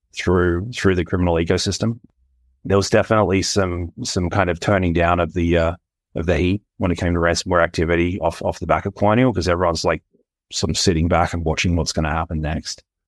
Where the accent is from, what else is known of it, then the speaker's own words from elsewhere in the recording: Australia; my home country